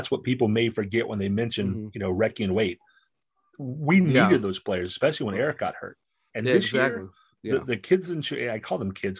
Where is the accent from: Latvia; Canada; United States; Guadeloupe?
United States; Raleigh, North Carolina; moved away as an adult; now in Boston, United States; I live in Boston, even though I'm a Hurricanes fan. I went to NC State. I grew up in Raleigh. I'm in Boston now.